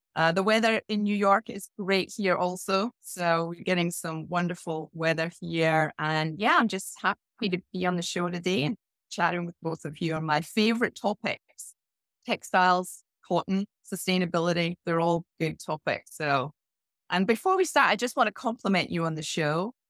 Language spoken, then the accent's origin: English; Scotland, United Kingdom; moved away; I started off my career in a small village in Scotland